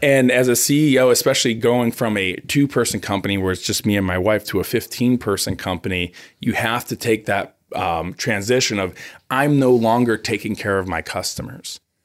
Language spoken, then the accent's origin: English; Cleveland, Ohio, United States; moved away as an adult; now in Southern California, United States; I grew up in Cleveland, Ohio.